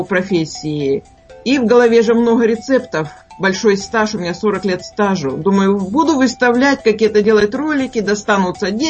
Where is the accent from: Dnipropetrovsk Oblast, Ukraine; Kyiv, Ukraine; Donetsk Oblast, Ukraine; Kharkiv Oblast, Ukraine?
Dnipropetrovsk Oblast, Ukraine; Ordzhonikidze; Я сама с Украины. Здесь у нас с города очень много смотрят.